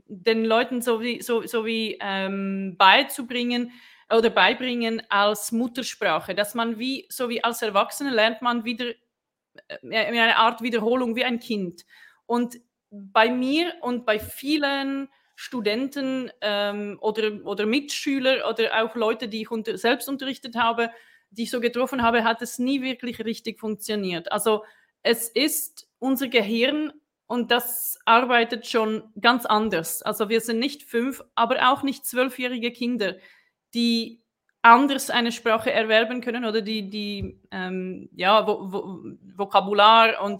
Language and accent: German; Brno, South Moravian Region, Czechia; now in Switzerland; Also ich komme auch aus Tschechien, ich komme aus Brünn ähm, und äh, ich lebe seit mh, hm, 2011 schon in der Schweiz.